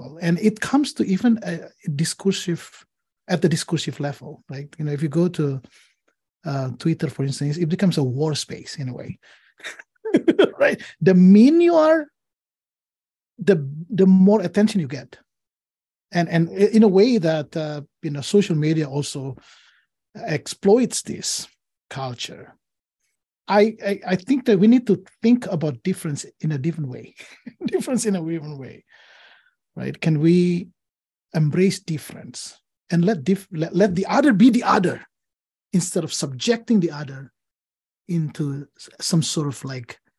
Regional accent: Indonesia; English is a second language; moved away as an adult; now in Portland, United States; I grew up in Indonesia

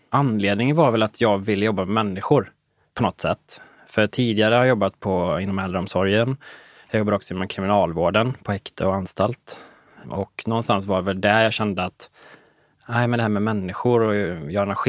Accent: Nynäshamn, Stockholm County, Sweden; moved away as an adult; also born or lived in Umeå; Så det var liksom 100 mil från Nynäshamn, ja. där jag kommer ifrån.

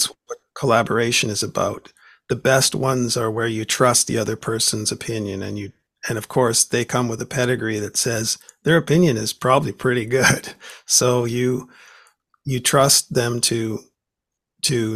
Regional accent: Vancouver, British Columbia, Canada; when I was a kid, it was on the radio here in Vancouver

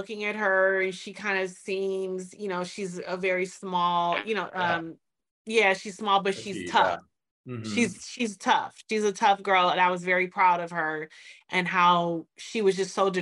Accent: Detroit, Michigan, United States; I'm from Detroit

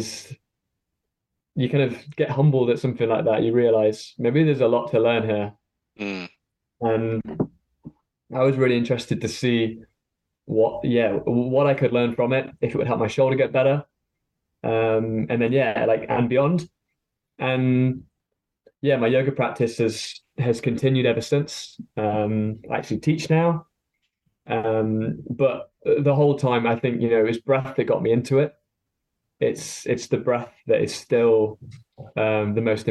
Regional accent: Stone, West Midlands, United Kingdom; now in Hertfordshire, United Kingdom; I grew up in Stone in Staffordshire

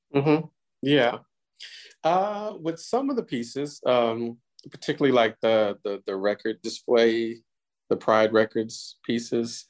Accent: Houston, Texas, United States; Houston is my hometown and the place where a lot of this, well, most of this work was made

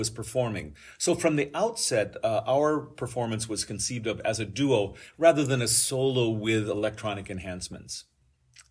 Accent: Iowa, United States; moved away as an adult; now in San Diego, United States; I was actually born and raised in Iowa on a farming family, and I live now and have lived for 30-some years in San Diego

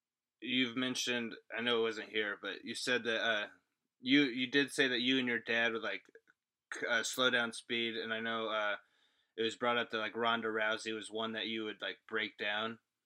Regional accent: Midwest, United States; I'm born and raised in the Midwest

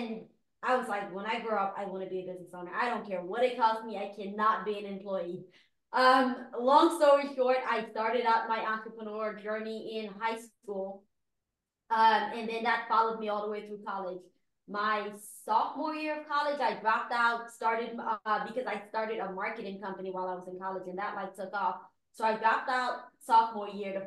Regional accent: Guyana; now in United States; I am an immigrant. I was born in Guyana. Growing up there, my parents owned their own business

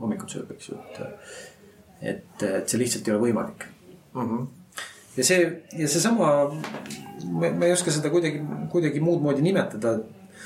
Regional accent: Rakvere, Lääne-Viru County, Estonia; ma olen ise Rakverest pärit

